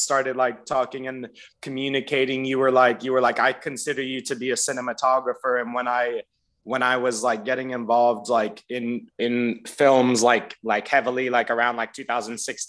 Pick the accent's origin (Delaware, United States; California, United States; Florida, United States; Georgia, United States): Florida, United States; now in Los Angeles, United States; growing up in Florida through elementary school, middle school, and high school